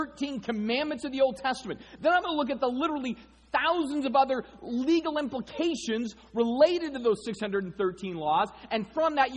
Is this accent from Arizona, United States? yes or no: yes; Arizona, United States; I grew up in Arizona.